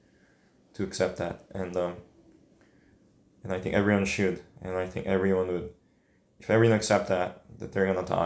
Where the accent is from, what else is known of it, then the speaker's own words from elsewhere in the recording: Seoul, South Korea; now in United States; The first memory I had, I think we were living a little west east side of Seoul, which is the largest city in Korea.